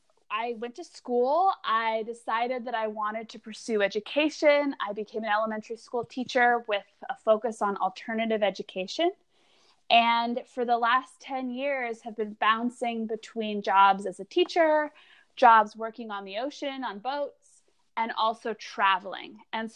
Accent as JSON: {"language": "English", "area": "Maui", "region": "Hawaii", "country": "United States", "tie": "born or raised there", "also_born_or_lived": "Alaska", "said": "I grew up on Maui. And I was born in Alaska, but grew up on Maui."}